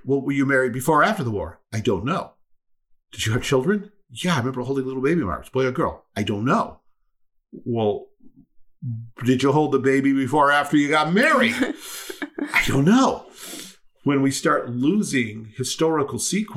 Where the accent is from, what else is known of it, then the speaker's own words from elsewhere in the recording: United States; I am an American